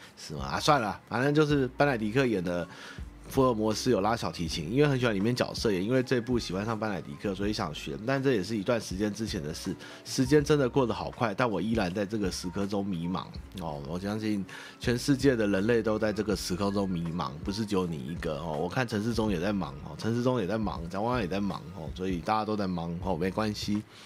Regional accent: Taiwan; 对于台湾的这个土地，跟毕竟我们是生于师长于斯

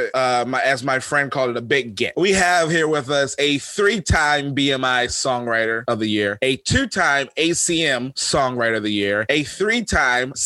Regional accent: Philadelphia, Pennsylvania, United States; I'm originally from Philadelphia

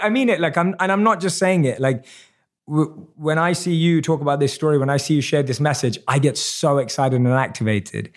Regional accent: London, United Kingdom; I'm born and raised in London

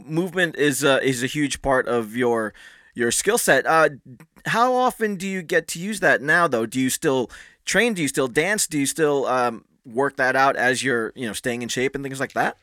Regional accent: Philippines; as a Filipino, as a, a good Catholic

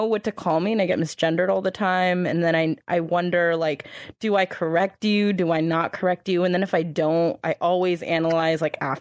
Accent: United States; I was born in America

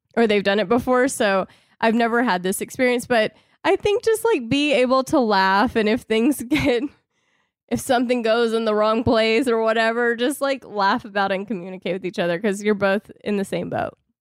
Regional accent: the South, United States; I was raised in the South, I was raised in a Christian home

